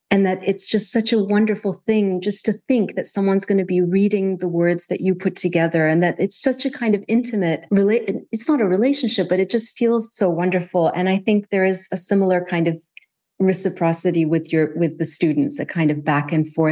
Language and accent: English; Kuwait; But growing up in Kuwait, I didn't have a sense that that was an option.